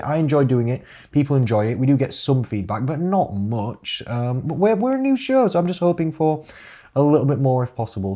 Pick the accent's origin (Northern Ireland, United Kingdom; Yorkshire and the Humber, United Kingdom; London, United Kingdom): Yorkshire and the Humber, United Kingdom; Rotherham; now in Sheffield, United Kingdom; I was born in Rotherham, meaning I am a Rother dog.